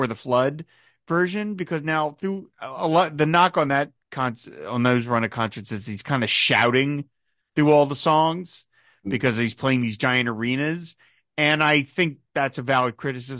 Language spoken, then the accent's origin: English; Philadelphia, Pennsylvania, United States; my hometown of Philadelphia